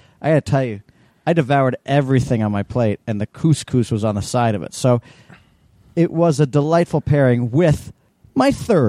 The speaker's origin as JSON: {"language": "English", "town": "New York City", "region": "New York", "country": "United States", "tie": "born or raised there"}